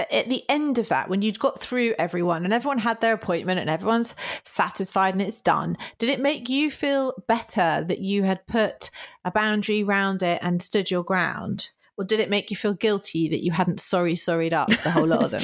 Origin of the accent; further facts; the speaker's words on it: United Kingdom; I am so British